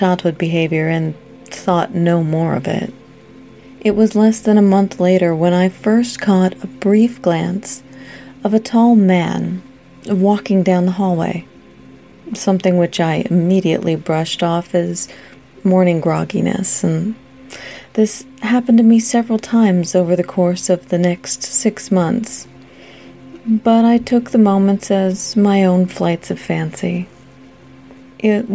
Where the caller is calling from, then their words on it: Washington, United States; also born or lived in Alpine, California; I'm calling from Washington State